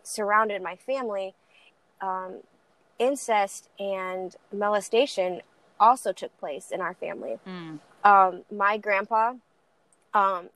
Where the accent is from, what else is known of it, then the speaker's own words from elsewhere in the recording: Lansing, Michigan, United States; also born or lived in Texas; I was born in Texas, raised in Lansing, Michigan